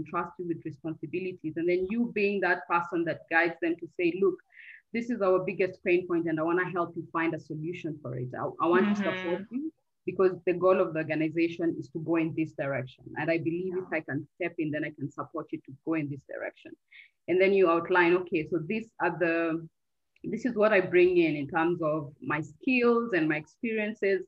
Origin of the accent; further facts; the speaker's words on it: Kenya; moved away as an adult; also born or lived in Turkey / Cameroon; I'm Kenyan